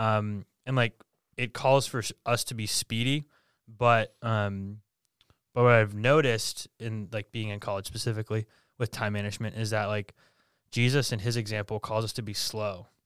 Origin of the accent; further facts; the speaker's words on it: Bedford, New Hampshire, United States; I born and raised in Bedford, New Hampshire